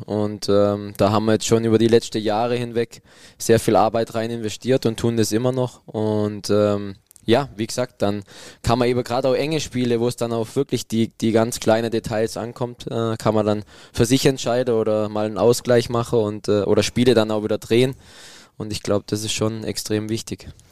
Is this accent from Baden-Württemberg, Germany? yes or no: yes; a village in the Black Forest, Baden-Württemberg, Germany; es kommt dann doch nichts über mein Dorf da oben im Schwarzwald